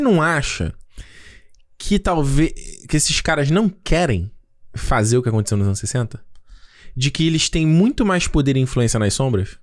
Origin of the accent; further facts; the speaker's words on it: Brazil; first language Portuguese; A gente, o, o, o brasileiro é a nossa língua. Né? O português é a nossa língua